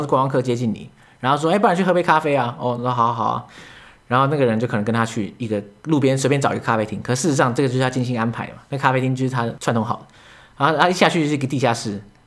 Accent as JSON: {"language": "Chinese", "town": "Yonghe", "region": "New Taipei", "country": "Taiwan", "tie": "born or raised there", "said": "我老家住在永和嘛"}